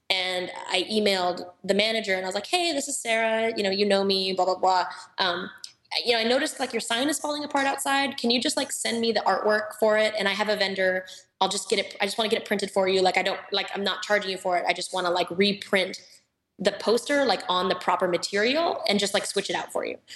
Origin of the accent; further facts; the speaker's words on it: Reno, Nevada, United States; now in Orange County, United States; I came from Reno, Tahoe, where at the time there really wasn't any good coffee culture.